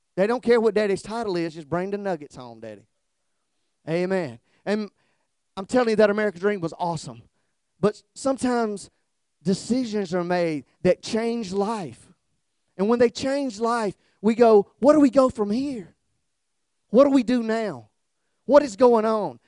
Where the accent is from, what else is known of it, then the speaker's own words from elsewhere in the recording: South Georgia, United States; now in Kihei, United States; I'm from South Georgia